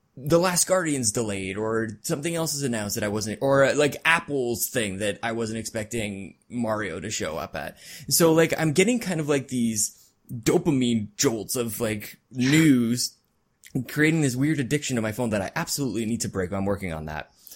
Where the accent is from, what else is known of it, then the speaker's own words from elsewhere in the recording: Canada; I'm Canadian